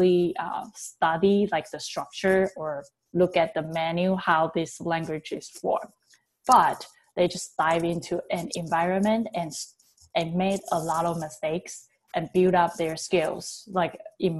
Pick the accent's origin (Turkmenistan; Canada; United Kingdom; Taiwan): Taiwan; English is a second language; now in California, United States; My background is that I learned English back in Taiwan